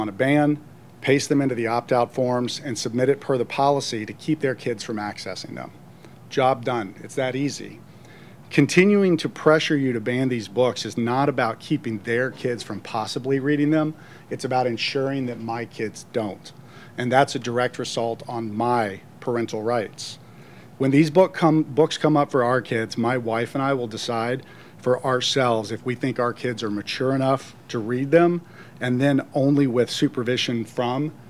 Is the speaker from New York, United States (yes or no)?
no; Nashville, Tennessee, United States; I was born and raised in the Nashville area, spent most of my life here.